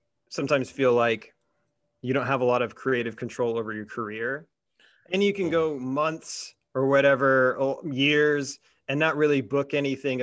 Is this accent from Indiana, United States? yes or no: yes; South Bend, Indiana, United States; my hometown in South Bend, Indiana